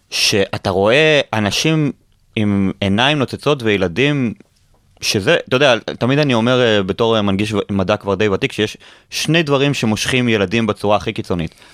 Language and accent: Hebrew; Israel; אותי אישית כישראלי זה, זה מרגש בקטע מדהים.